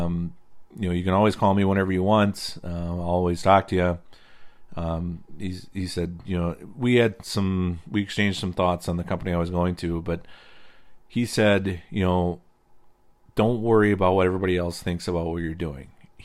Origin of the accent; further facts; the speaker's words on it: Indiana, United States; now in Wisconsin, United States; So I came from Indiana, where the low spots are always the wet spots. In Wisconsin, the side hills are the wet spots.